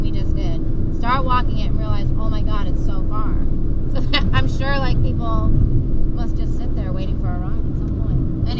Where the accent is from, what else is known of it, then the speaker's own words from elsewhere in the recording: New England, United States; I grew up in New England, so everything is like history